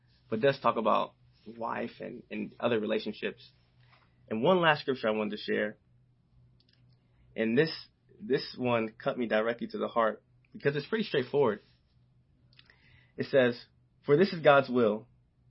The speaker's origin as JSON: {"language": "English", "region": "the South", "country": "United States", "tie": "born or raised there", "said": "growing up in the South, playing football"}